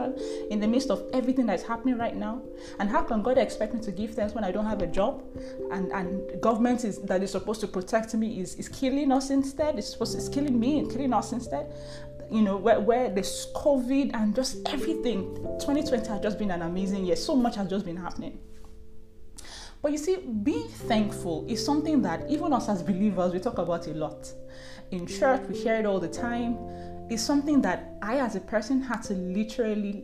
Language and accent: English; Nigeria; I'm first Nigerian